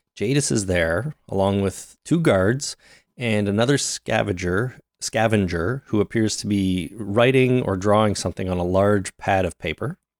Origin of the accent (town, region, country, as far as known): Canada